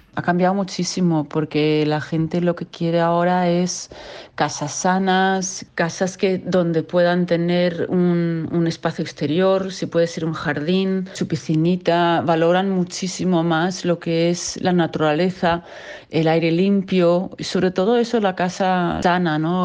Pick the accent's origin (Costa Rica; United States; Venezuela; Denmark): Denmark; moved away as an adult; also born or lived in Costa del Sol, Spain; now in Spain; soy danesa, eh, llevo ya 28 años aquí